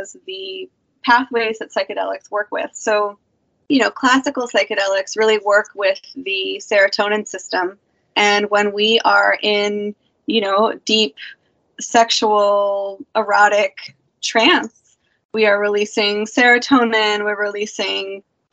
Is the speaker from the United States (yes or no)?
yes; New Hampshire, United States; moved away; also born or lived in Peru; growing up in, you know, New Hampshire until I moved to Peru